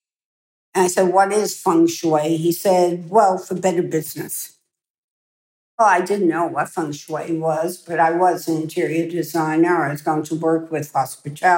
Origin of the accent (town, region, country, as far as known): United States